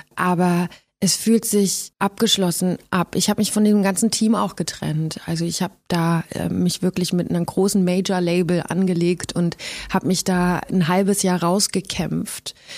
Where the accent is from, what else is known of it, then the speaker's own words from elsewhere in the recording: Gifhorn, Lower Saxony, Germany; moved away; in Gifhorn bin, in meiner alten Heimat